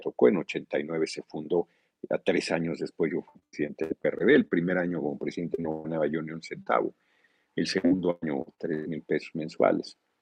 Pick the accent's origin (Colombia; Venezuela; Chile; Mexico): Mexico; Tlalnepantla, State of Mexico; nací en la Ciudad de México, pero crecí en la Unidad del Seguro Social de Tequesquinagua, Tlalnepantla.